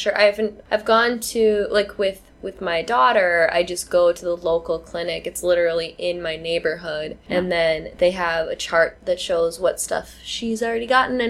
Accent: United States; now in China; as an American

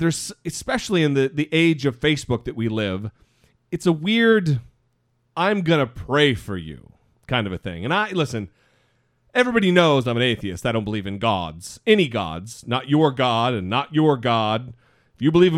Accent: Orofino, Idaho, United States; moved away; I'm from a little tiny town in northern Idaho called Orofino, Idaho

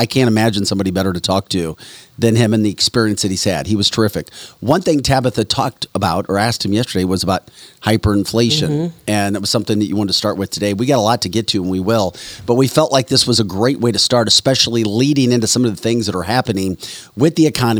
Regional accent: St. Louis, Missouri, United States; moved away as an adult; I'm from St. Louis, and I know, but I didn't realize it until I spent, I don't know, 17 years working in television and other markets around the country. And then I moved back

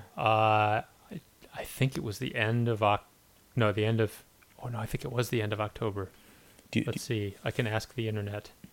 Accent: northern Illinois, United States; moved away; my hometown in northern Illinois

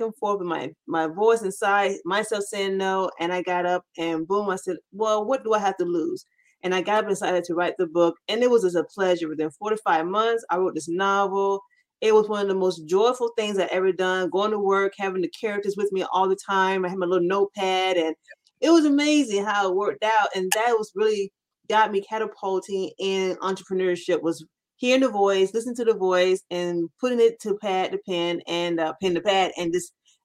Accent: Florida, United States; I grew up in Florida

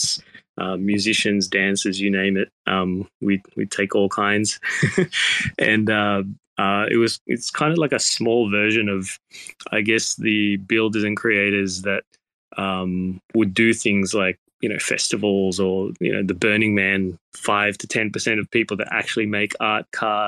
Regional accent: Australia; moved away as an adult; also born or lived in Thailand; now in Tokyo, Japan; originally I was from Australia, so coming from Australia to Thailand

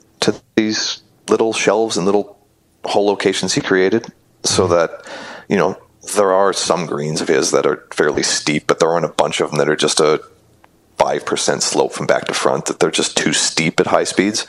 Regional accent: Oshkosh, Wisconsin, United States; I grew up in Oshkosh, which is not a hotbed for golf

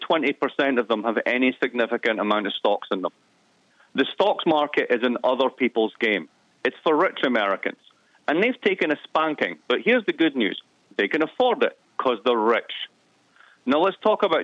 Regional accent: East Coast of Scotland, United Kingdom; moved away; I'm from the East Coast of Scotland

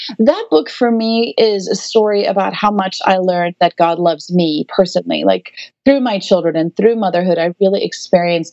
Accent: South Africa; moved away as an adult; now in United States; I will always be South African. My whole family is there still. We're not a missionary family. We're South African.

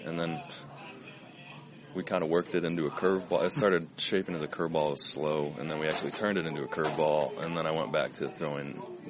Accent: Evergreen Park, Illinois, United States; also born or lived in New Lenox, Illinois; I grew up in Evergreen Park, which is right by Oak Lawn, and then we moved to New Lenox when I was a freshman in high school.

